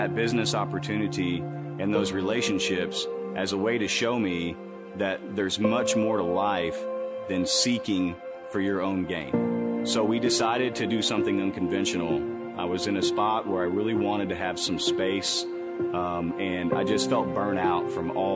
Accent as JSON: {"language": "English", "town": "Bridge Creek", "region": "Oklahoma", "country": "United States", "said": "I'm 32 years old, and I'm from Bridge Creek, Oklahoma"}